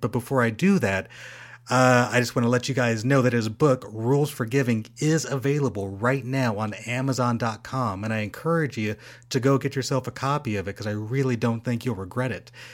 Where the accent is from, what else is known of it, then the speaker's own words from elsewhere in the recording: Rancho Cucamonga, California, United States; we're from the same hometown. We're from Rancho Cucamonga, which is in the Inland Empire